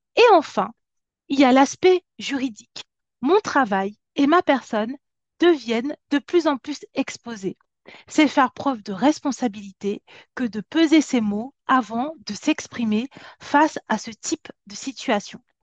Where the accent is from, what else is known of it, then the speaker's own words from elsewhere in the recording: France; also born or lived in Cameroon; Je suis née en Afrique, je suis venue en France, j'avais 8 ans